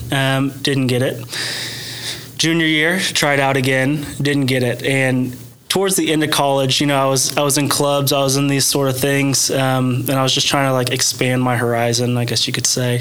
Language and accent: English; Sapulpa, Oklahoma, United States; I was born and raised in Sepulpa, Oklahoma